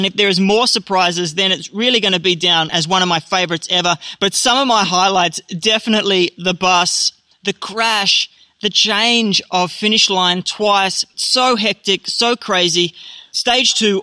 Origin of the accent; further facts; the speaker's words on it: Australia; being an Aussie